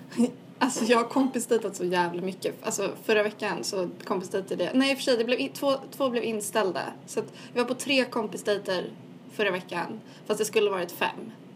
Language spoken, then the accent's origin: Swedish; Sweden; accent: Swedish; moved away; min svenska accent